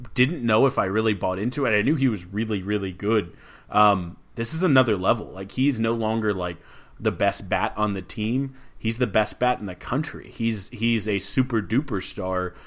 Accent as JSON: {"language": "English", "town": "Houston", "region": "Texas", "country": "United States", "said": "I'm from Houston, started my career in the industry."}